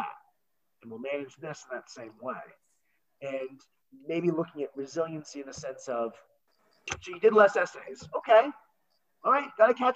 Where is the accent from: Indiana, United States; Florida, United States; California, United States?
Florida, United States; Miami; now in New Jersey, United States; I'm from Miami